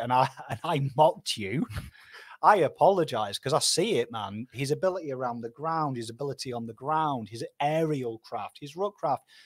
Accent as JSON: {"language": "English", "area": "Pom", "region": "England", "country": "United Kingdom", "said": "Me, me fellow Pom, honorary Pom"}